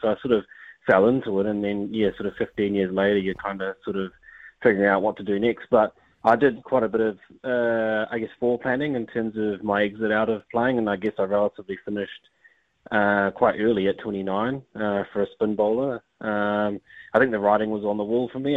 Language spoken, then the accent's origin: English; New Zealand; I was born in New Zealand.